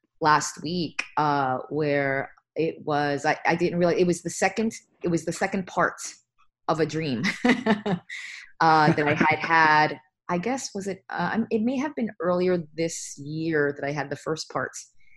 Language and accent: English; United States; also born or lived in Bronx, New York / New Jersey; I grew up in New York, as you mentioned. I was born in the Bronx. And then my family moved to a New Jersey suburb